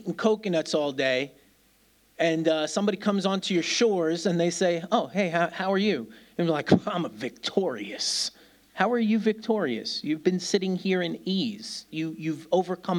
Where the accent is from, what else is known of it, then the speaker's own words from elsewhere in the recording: New York City, New York, United States; now in Birmingham, United Kingdom; I'm a kid from New York City